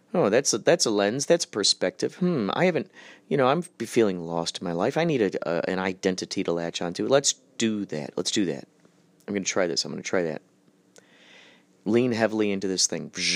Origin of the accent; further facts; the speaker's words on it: Germany; I'm German.